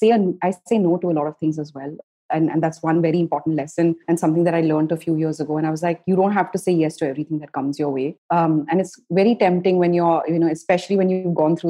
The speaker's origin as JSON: {"language": "English", "country": "India", "said": "as an Indian entrepreneur"}